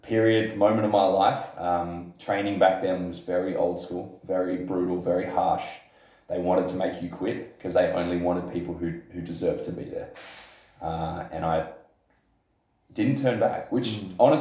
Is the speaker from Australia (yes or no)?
yes; Adelaide, South Australia, Australia; You live in Adelaide, South Australia.